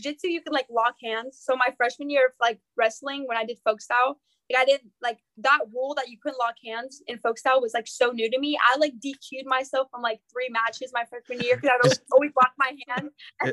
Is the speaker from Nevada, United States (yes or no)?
yes; Las Vegas, Nevada, United States; moved away; I'm from Las Vegas, Nevada.